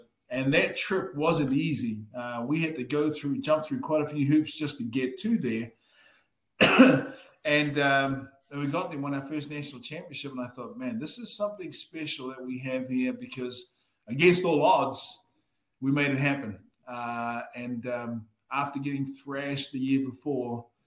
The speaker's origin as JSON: {"language": "English", "region": "Waikato", "country": "New Zealand", "moved": "yes", "lives_now": "Utah, United States", "said": "I'm from the Waikato"}